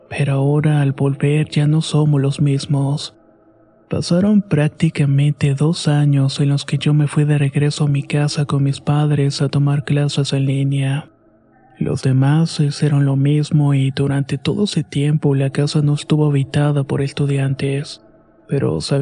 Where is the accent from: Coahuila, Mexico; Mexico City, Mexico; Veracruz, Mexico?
Veracruz, Mexico; now in Puebla, Mexico; Soy originario de Veracruz, pero estudio en la ciudad de Puebla. Ahí vivo prácticamente solo, lejos de mi familia, mis amigos y mi novia.